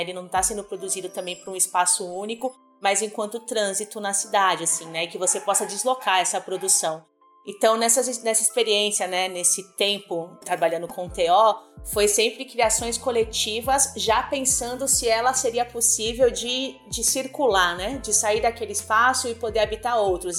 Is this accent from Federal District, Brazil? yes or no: no; São Paulo, Brazil; E eu tô aqui em São Paulo, nasci e cresci aqui. Eu nasci na Zona Leste, na Penha